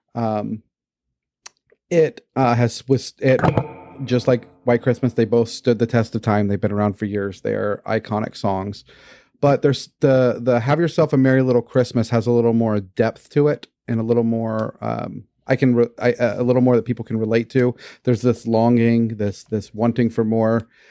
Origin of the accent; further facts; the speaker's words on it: Houston, Texas, United States; Growing up in Houston, never having seen snow